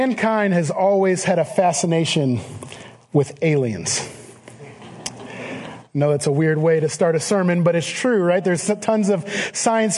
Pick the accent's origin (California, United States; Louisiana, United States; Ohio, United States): Ohio, United States; Cleveland; I am from the Cleveland area